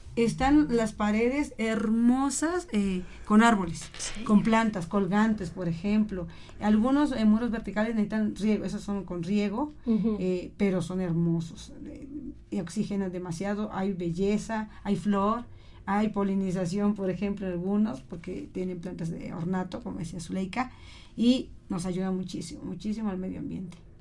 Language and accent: Spanish; Oaxaca, Mexico; born or raised there; now in Tlaxcalancingo, Mexico